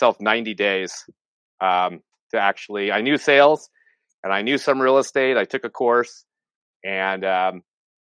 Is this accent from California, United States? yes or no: yes; San Francisco Bay Area, California, United States; I'm from the California, San Francisco Bay Area